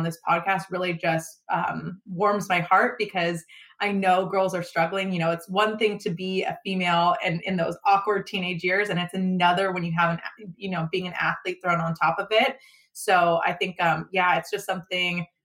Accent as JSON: {"language": "English", "area": "just outside of Sacramento", "region": "California", "country": "United States", "tie": "born or raised there", "said": "we record it out of the Max Prep studio in my hometown. It's just outside of Sacramento."}